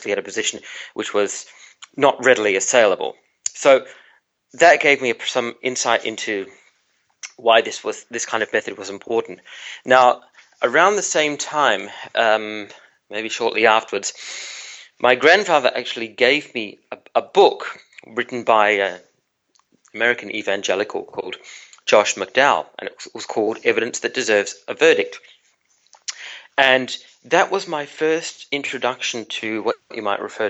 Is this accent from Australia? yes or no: yes; Tasmania, Australia; I was growing up in Tasmania, in part of Australia